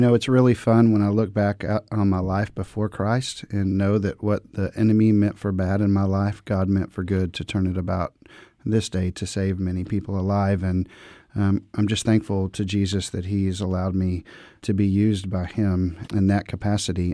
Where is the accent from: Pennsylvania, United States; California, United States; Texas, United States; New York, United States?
Texas, United States; Dallas; I grew up in the Dallas-Fort Worth, Texas area